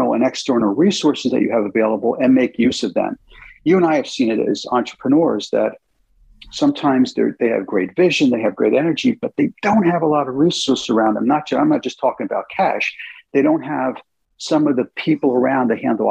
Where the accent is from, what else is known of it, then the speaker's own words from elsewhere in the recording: United States; moved away as an adult; also born or lived in United Kingdom; as an American CEO